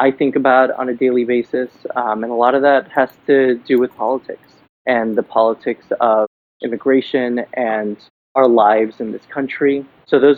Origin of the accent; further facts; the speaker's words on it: Miami, Florida, United States; moved away as an adult; now in New York City, United States; I'm in New York now, but I'm originally from Miami, Florida